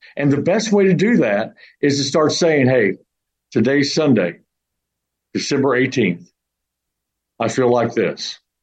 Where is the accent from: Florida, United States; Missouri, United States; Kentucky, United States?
Missouri, United States; St. Louis; now in Houston, United States; I'm from the St. Louis area